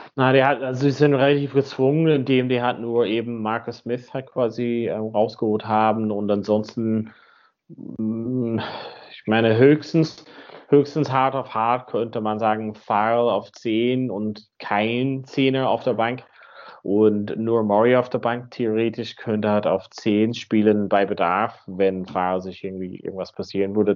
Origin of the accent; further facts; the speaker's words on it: Donegal, Ulster, Ireland; moved away; In Donegal, da wo ich herkomme, am Nordwesten